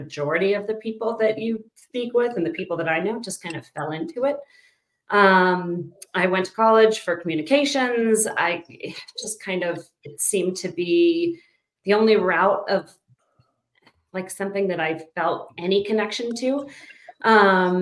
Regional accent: Pittsburgh, Pennsylvania, United States; moved away as an adult; now in Denver, United States; I was born and raised in Pittsburgh. And then moved out here in 2004.

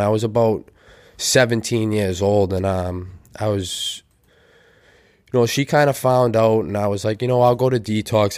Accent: Weymouth, Massachusetts, United States; I grew up in North Weymouth

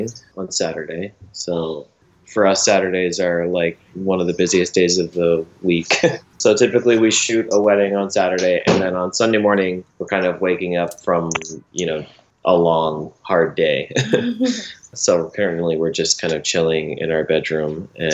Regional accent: Maine, United States; moved away as an adult; also born or lived in Massachusetts; now in Chicago, United States; I was born in Massachusetts, and then my family moved to Maine when I was pretty young.

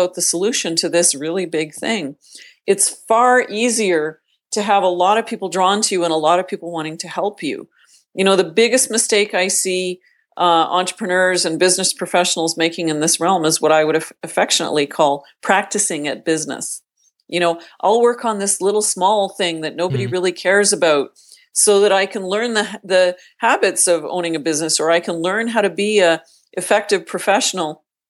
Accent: Northern Canada, Canada; I grew up in Northern Canada, the youngest of a very large family.

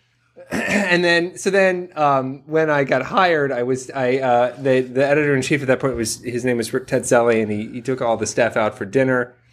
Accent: Columbus, Ohio, United States; my hometown of Columbus, Ohio

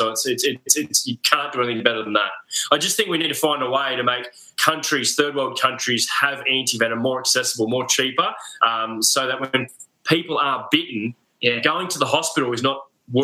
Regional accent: Royal National Park, New South Wales, Australia; I actually grew up on the national park, the Royal National Park in New South Wales. So the bush was always in my backyard.

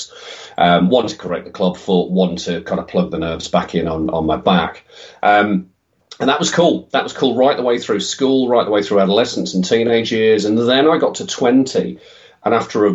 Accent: Midlands, United Kingdom; also born or lived in Oxford; came back to the Midlands, where both of our families were from

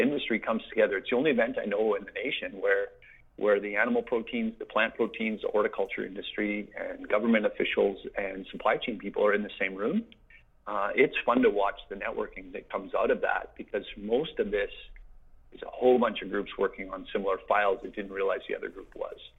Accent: Saskatchewan, Canada; moved away; I grew up in Saskatchewan on a mixed grain farm with cows and canola

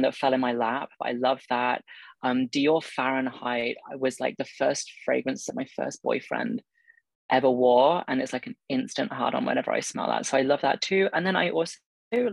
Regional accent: United Kingdom; moved away as an adult; also born or lived in Oxford / London; I'm from Oxford and London, I usually say. So I was raised in like rural area and then also in city in London

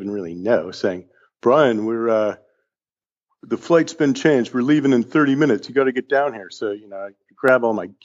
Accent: Atherton, California, United States; growing up in Atherton, California

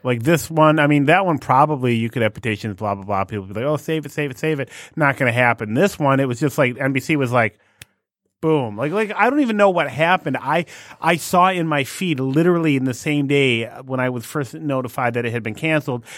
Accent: United States; I'm an American

